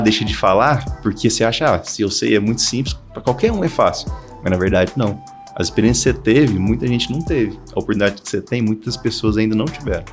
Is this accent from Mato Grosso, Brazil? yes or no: yes; Mato Grosso, Brazil; moved away as an adult; eu sou do Mato Grosso